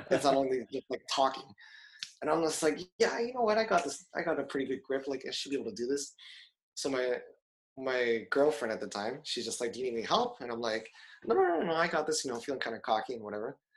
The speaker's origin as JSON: {"language": "English", "town": "Toronto", "region": "Ontario", "country": "Canada", "lives_now": "Japan", "said": "So like we had met back in Canada. Um, I was coming from Toronto, obviously."}